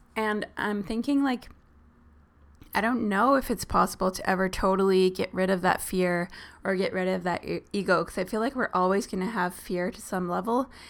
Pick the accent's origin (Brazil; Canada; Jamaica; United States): Canada; Southern Ontario; we're from Southern Ontario.